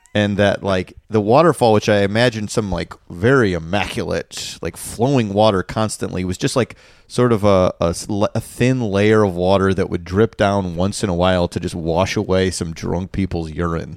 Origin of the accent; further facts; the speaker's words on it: Chicago, Illinois, United States; moved away; growing up in Chicago, the Chicago area